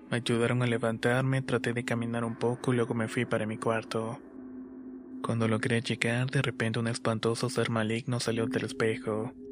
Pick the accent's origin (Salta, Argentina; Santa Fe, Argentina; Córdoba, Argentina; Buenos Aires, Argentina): Córdoba, Argentina; soy de Córdoba, Argentina.